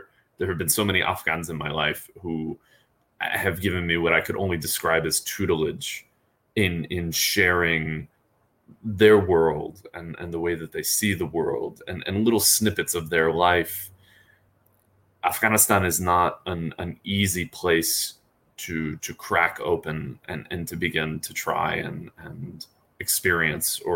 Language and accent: English; United States; as an American